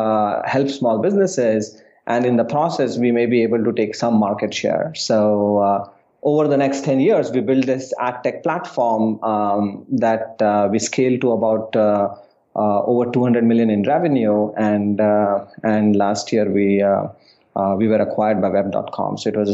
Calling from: New York City, New York, United States; I'm calling in from New York City.

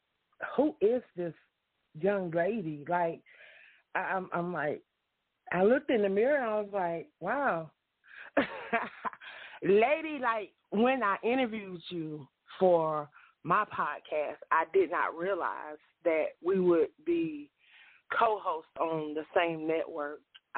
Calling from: Union City, Georgia, United States; I'm calling from Union City, Georgia tonight.

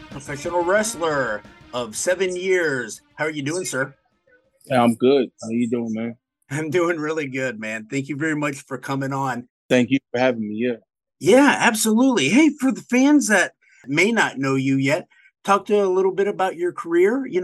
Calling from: Chicago, Illinois, United States; I am calling from Chicago, Illinois

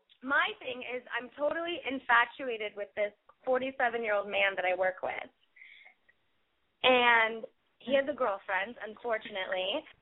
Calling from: Los Angeles, California, United States; Oh, I'm calling from Los Angeles.

